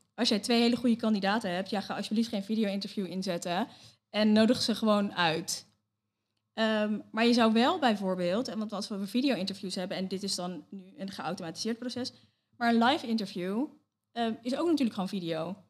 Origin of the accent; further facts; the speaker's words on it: Leiden, South Holland, Netherlands; geboren en getogen in Leiden